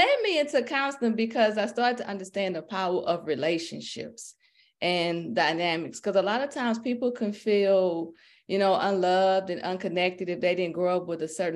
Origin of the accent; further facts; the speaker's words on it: Port Arthur, Texas, United States; now in Houston, United States; I was raised in Port Arthur by a single mom